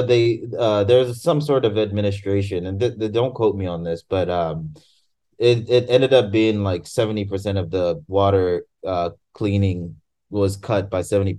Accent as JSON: {"language": "English", "country": "Tanzania", "said": "And I'm from Tanzania, which is right next to Kenya."}